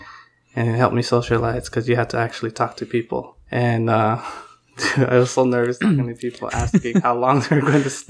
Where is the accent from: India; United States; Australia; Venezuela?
United States; San Francisco, California; also born or lived in Palm Springs, California; I came to San Francisco in 95